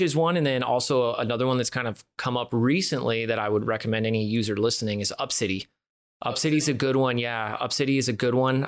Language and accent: English; San Francisco Bay Area, California, United States; now in Phoenix, United States; I'm from the San Francisco Bay Area originally